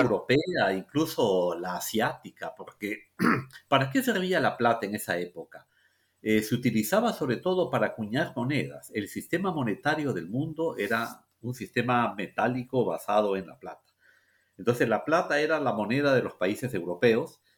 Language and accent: Spanish; Peru; los peruanos